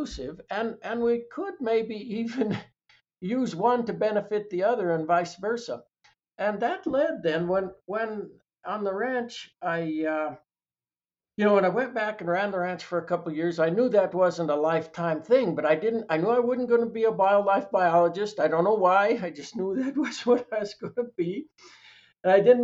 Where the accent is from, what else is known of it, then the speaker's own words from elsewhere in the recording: Salida, Colorado, United States; I was born in Colorado Springs, and at the age of a year, my parents moved from Colorado Springs to Salida, so I was raised in Salida